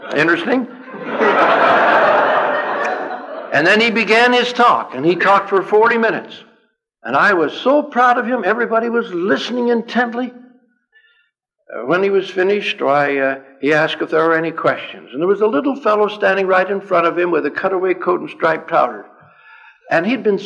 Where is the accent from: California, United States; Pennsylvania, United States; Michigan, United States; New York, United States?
California, United States; I'm from California